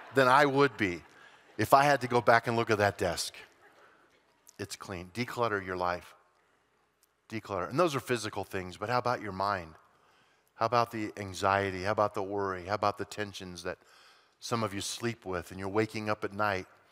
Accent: Colorado, United States; growing up in Colorado

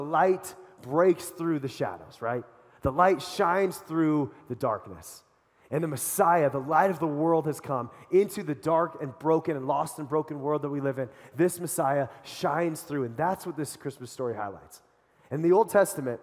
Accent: Colorado, United States; I'm from Colorado

